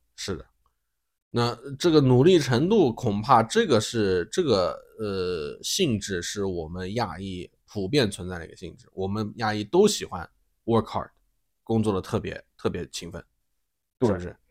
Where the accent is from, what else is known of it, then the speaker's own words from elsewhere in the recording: China; moved away; 我们中国人